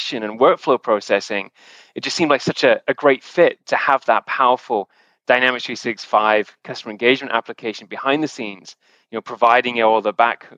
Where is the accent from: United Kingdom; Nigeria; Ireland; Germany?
United Kingdom; the Northwest, North West England; moved away as an adult; also born or lived in London / Zurich, Switzerland; now in Canada; originally from the UK. I moved to Canada about 10 years ago at this point in time, and my actual background was born and raised around in the Northwest